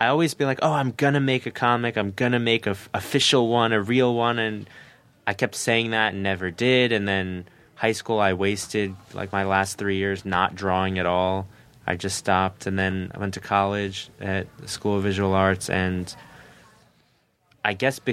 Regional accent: New Jersey, United States; I'm from Jersey

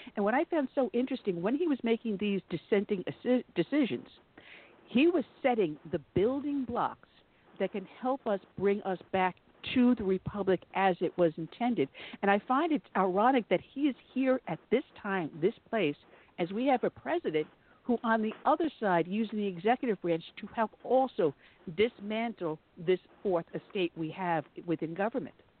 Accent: New York, United States; also born or lived in north of Savannah, Georgia; now in Georgia, United States; I'm from New York. I got down to the South as soon as I could

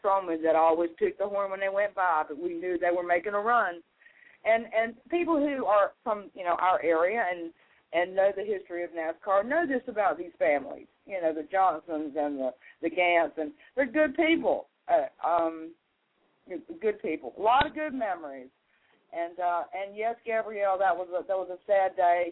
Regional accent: western North Carolina, United States; moved away; I'm originally from North Carolina, from the western part of North Carolina. And the road I lived on was a two-lane road

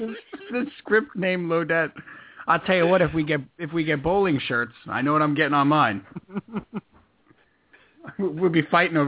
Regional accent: Commack, New York, United States; moved away; also born or lived in Los Angeles; I am from Comac. There's a Motor Inn and a White Castle.

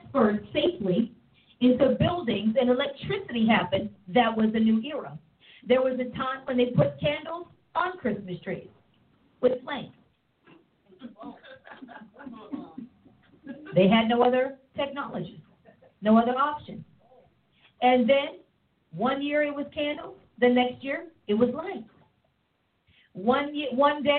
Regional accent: East Coast, Pennsylvania, United States; moved away; also born or lived in Oklahoma; When I grew up on the East Coast, central air was a privilege in your home. And then I moved to Oklahoma

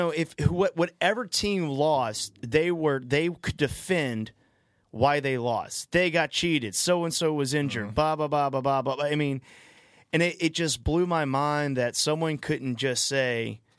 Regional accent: North Carolina, United States; I'm from North Carolina.

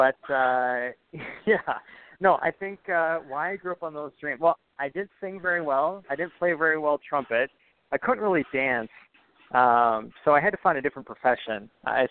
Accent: Lester Prairie, Minnesota, United States; moved away as an adult; also born or lived in South St. Paul, Minnesota / Winona / La Crosse / New York; now in Ridgefield, United States; I grew up in Minnesota. Split time between South St. Paul, Minnesota, and Lester Prairie, which is an hour due west of the Twin Cities, about 1,500 people. Went to high school there

